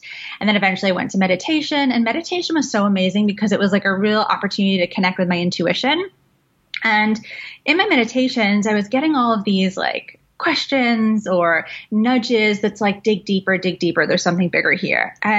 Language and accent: English; London, United Kingdom; born there; So I'm an immigrant. I'm half Iraqi, half Welsh. I was born in London.